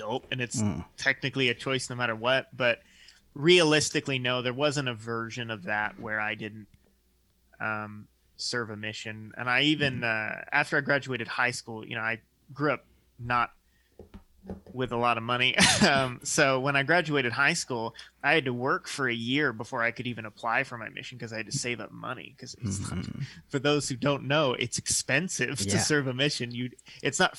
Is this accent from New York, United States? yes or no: no; Ozarks area, Southwest Missouri, United States; moved away as an adult; now in North Carolina, United States; I'm from Missouri originally, Southwest Missouri, Ozarks area. Now I live in North Carolina.